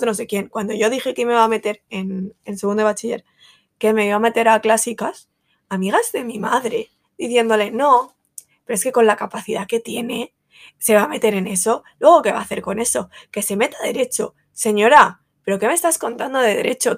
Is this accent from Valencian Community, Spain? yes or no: yes; Valencia, Valencian Community, Spain; como buena valenciana y fallera